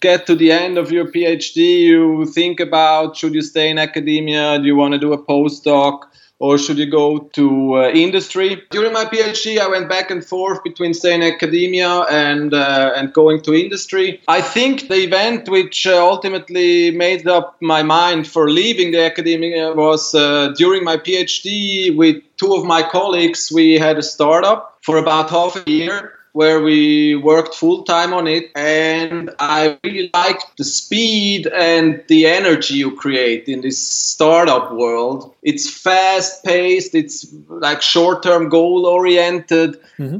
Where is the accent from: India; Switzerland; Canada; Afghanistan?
Switzerland; Zurich; moved away as an adult; now in New York, United States; I grew up in Zurich, Switzerland